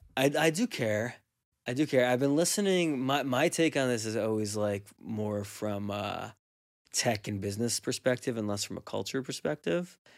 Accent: Teaneck, New Jersey, United States; from the time I grew up in Teaneck as like a kid till I was like a teenager

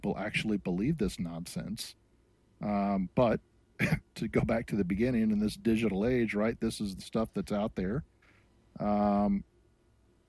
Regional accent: United States; as an American and a Christian

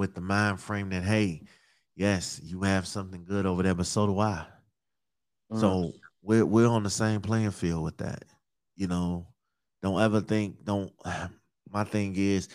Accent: Chicago, Illinois, United States; accent: Chicago; now in Minnesota, United States; I'm from Chicago. I reside in Minnesota right now, though

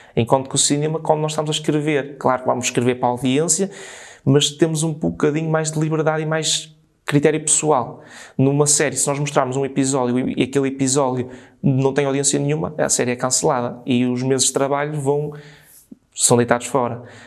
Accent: São Miguel de Paredes, Norte, Portugal; nasci em São Miguel de Paredes

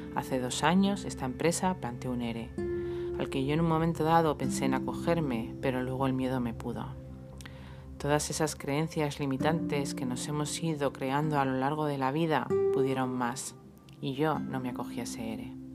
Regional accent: Madrid, Community of Madrid, Spain; moved away as an adult; now in Almería, Spain; Yo soy madrileña, nací allí, allí crecí, estudié, empecé a trabajar

